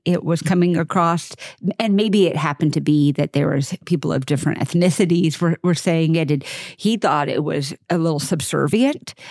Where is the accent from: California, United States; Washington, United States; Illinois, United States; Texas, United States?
Texas, United States; suburban; I'm from Texas, I mean, I'm from suburban Texas